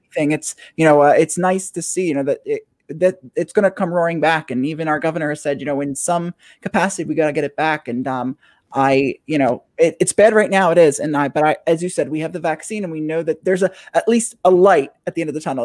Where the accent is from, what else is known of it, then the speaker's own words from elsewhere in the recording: New Jersey, United States; I'm from New Jersey.